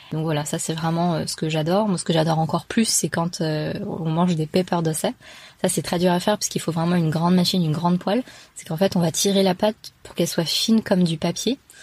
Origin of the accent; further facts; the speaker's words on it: France; je suis française de culture tamoule, donc mes parents viennent de l'état du Tamil Nadu, et ils sont arrivés donc il y a plus de 30 ans, et euh, moi je suis née ici